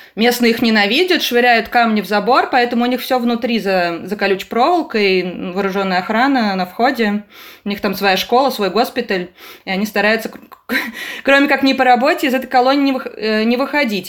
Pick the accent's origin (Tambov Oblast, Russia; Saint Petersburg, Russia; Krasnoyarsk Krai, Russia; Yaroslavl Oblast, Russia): Saint Petersburg, Russia; я из Петербурга